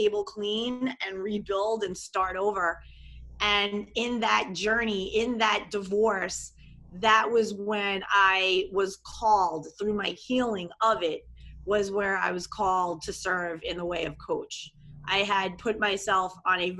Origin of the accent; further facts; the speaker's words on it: New York metro area, United States; accent: New York; moved away as an adult; also born or lived in Long Island; now in Miami Beach, United States; I'm from New York. I'm a New York, New York metro area girl my whole life till I was 39